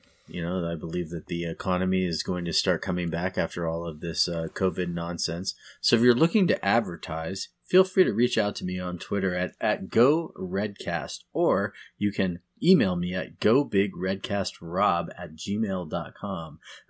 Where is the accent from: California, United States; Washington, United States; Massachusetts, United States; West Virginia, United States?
California, United States; I'm going to go completely selfish here because I came from the Bay Area and I'm going to go Pac-12.